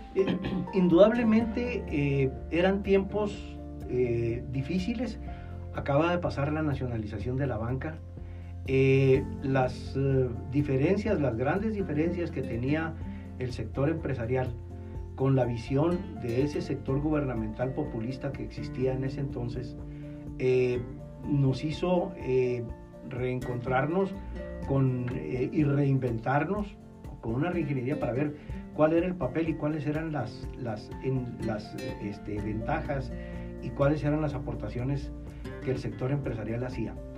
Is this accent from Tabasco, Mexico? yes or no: no; Chihuahua, Mexico; also born or lived in Monterrey; Aquí nací, aquí crecí, aquí estudié